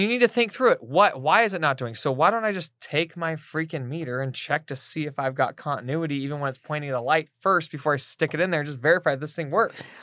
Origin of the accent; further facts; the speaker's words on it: East Coast, United States; moved away; we're both from the East Coast